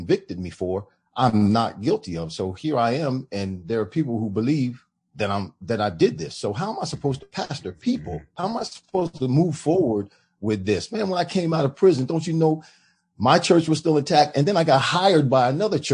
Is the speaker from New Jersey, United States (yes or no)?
yes; New Jersey, United States; moved away as an adult; also born or lived in Florida; back home where I'm from